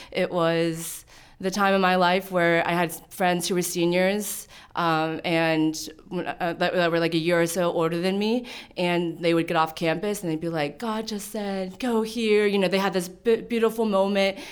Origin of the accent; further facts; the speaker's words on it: Pittsburgh, Pennsylvania, United States; moved away as an adult; also born or lived in Nanning, China; now in Frederick, United States; I grew up in Pittsburgh, Pennsylvania